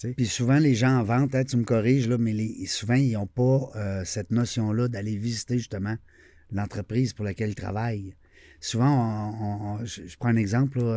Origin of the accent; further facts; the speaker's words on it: Quebec, Canada; on est, on est le, seul, le seul coin de pays euh, qui parle français